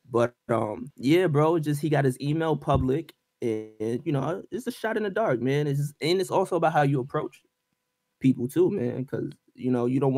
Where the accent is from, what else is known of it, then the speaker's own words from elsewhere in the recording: Brooklyn, New York, United States; born there; Oh, you from BK? I was born in Brooklyn, so that's